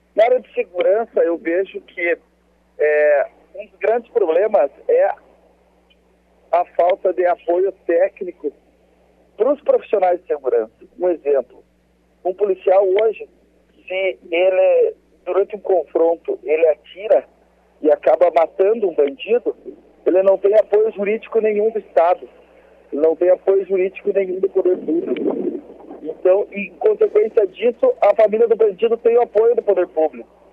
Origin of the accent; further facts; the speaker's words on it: Ponta Grossa, Paraná, Brazil; eu sou natural de Ponta Grossa, tenho 34 anos